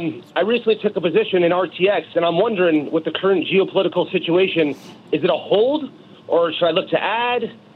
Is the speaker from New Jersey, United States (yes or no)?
yes; Union City, New Jersey, United States; Union City, New Jersey.